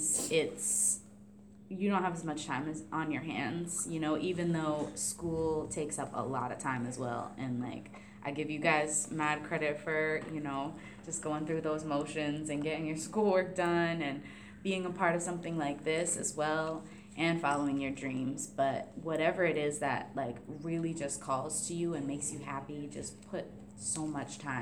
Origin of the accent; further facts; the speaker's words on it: Warren, Rhode Island, United States; I grew up in Warren, Rhode Island.